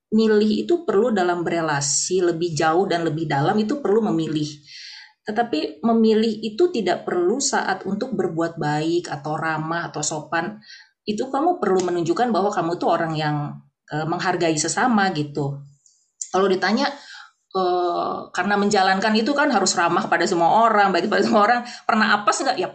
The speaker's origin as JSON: {"language": "Indonesian", "region": "North Sumatra", "country": "Indonesia", "said": "walaupun aku orang Batak gitu"}